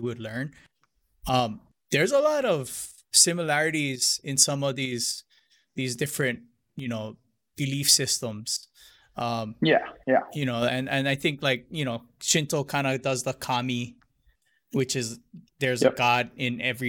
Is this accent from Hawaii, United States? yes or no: yes; Hilo, Hawaii, United States; moved away; also born or lived in Honolulu; I grew up in Hilo, but I grew up more Japanese